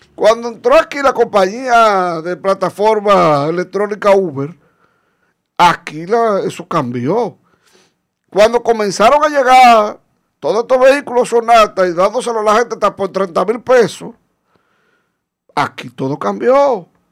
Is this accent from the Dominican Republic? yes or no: yes; Dominican Republic; yo soy dominicano y amo mi país más que cualquier otro